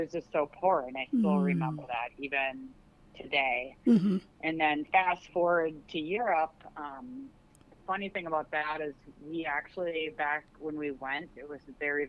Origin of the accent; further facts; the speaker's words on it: Minnesota, United States; Oh, geez, I want to say, yeah, you betcha, to make a joke of our accent here. I do have Scandinavian heritage, so it's kind of funny growing up here because